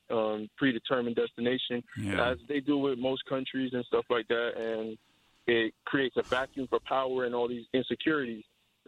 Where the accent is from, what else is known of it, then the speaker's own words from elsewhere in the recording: United States; I've been born and raised in America, but I've seen it from both sides as a U.S. citizen, as a Haitian descendant.